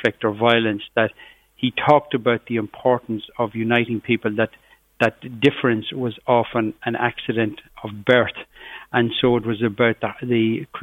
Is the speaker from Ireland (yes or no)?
yes; Cavan, Ulster, Ireland; where I grew up in Cavan, just on the borders of Fermanagh